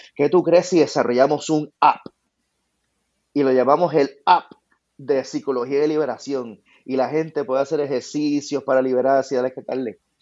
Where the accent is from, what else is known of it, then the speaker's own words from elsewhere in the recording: Puerto Rico; moved away; muchos de nosotros nos criamos en Puerto Rico